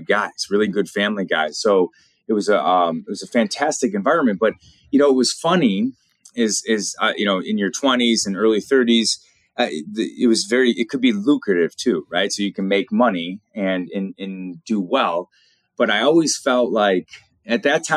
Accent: Chesterland, Ohio, United States; born and raised in Northeast Ohio. I grew up in a small town called Chesterland, Ohio

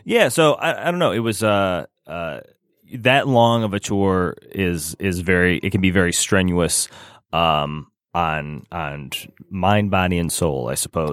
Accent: Rochester, Michigan, United States; moved away; also born or lived in Lake Orion, Michigan / Gaithersburg, Maryland; I was raised in Rochester

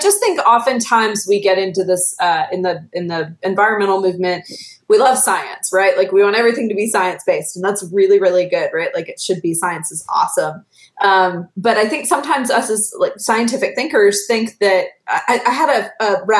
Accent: the American South, United States; my identity as a Southerner

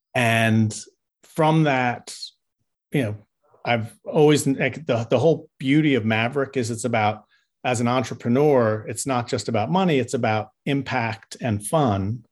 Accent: New York, United States; moved away; I grew up in New York

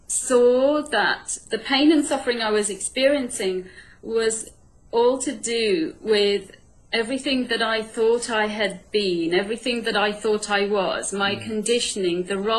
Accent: India; born there; I was born in India where there's like masses of them.

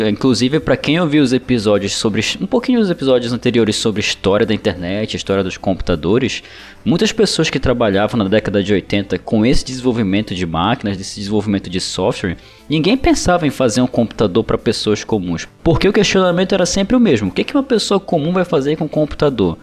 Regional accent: North Region, Brazil; Eu sou daqui do norte do Brasil

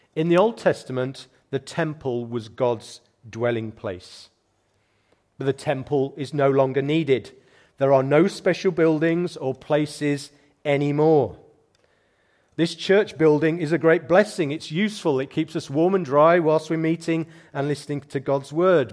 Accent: United Kingdom; as British Christians

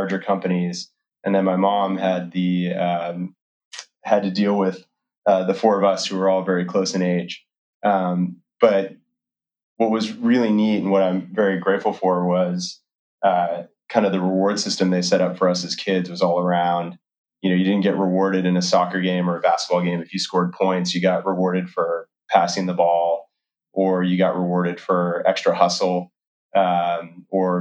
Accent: Oregon, United States; also born or lived in Massachusetts; we packed up and moved to Oregon, soon to learn that it was called Oregon, and stayed there until all the way through high school.

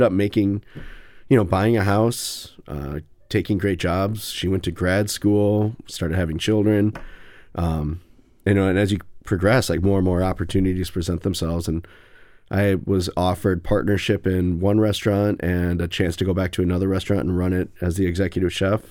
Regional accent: New London, Wisconsin, United States; now in Madison, United States; I'm from Wisconsin. I'm from New London, Wisconsin

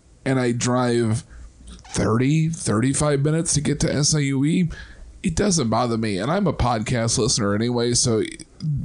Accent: Central Illinois, United States; moved away; I'm from Central Illinois

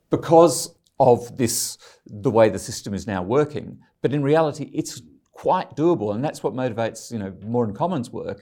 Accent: Ryde, New South Wales, Australia; moved away as an adult; I grew up in Ryde, John Howard's, um, uh, electorate

